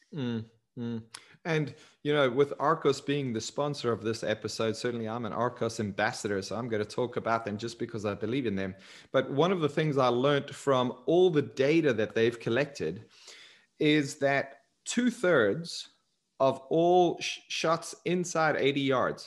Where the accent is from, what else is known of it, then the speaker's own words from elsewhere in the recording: South Africa; moved away; growing up in South Africa